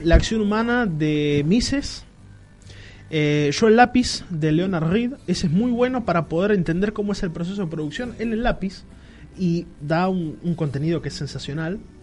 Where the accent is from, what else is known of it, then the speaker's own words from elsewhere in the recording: Argentina; como argentinos